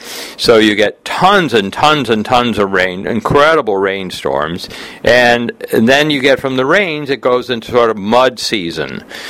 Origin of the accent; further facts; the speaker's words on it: Detroit, Michigan, United States; I came from Detroit, and living in Southern California